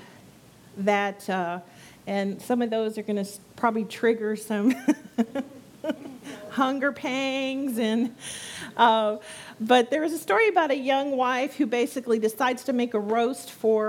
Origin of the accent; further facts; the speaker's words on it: San Antonio, Texas, United States; moved away as an adult; now in Brazosport area, United States; I come from San Antonio. That's where I was born and raised